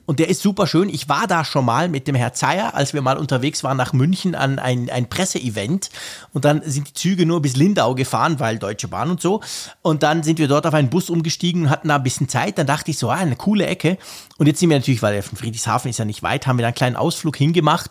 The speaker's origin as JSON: {"language": "German", "country": "Switzerland", "said": "ich bin ja Schweizer"}